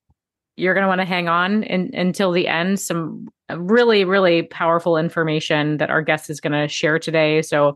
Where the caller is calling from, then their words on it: New York City, New York, United States; I am tuning in from New York City today